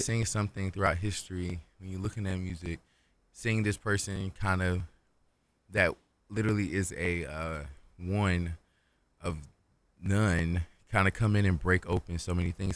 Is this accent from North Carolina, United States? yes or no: yes; Kinston, North Carolina, United States; moved away as an adult; now in Raleigh, United States; I'm from Kingston, North Carolina